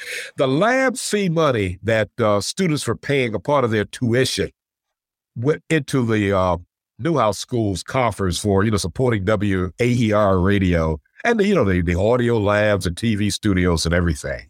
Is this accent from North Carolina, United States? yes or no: yes; Elizabeth City, North Carolina, United States; moved away as an adult; also born or lived in Syracuse, New York; I grew up in Elizabeth City, North Carolina